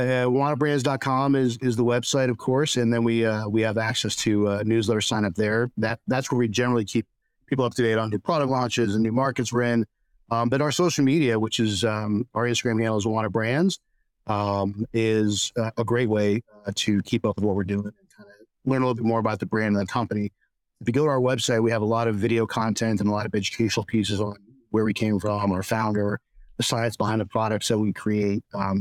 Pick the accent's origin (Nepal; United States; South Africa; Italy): United States; Texas; And we said, oh, we're from Texas. We eat jalapenos.